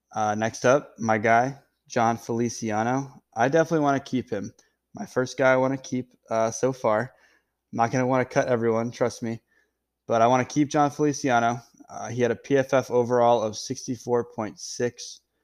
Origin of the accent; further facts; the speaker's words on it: Freeport, Maine, United States; I am from Freeport, Maine, small town.